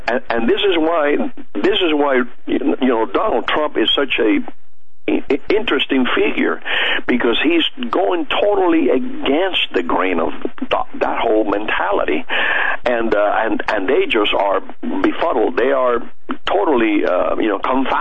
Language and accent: English; Cuba; moved away; I was born in Cuba, and I came. I was there during the revolution